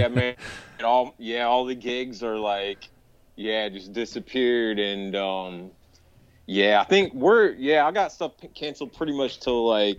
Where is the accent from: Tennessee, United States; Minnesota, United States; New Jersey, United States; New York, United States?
Tennessee, United States; Nashville; also born or lived in Michigan; I was born up in Michigan, but I grew up here in Tennessee around Nashville.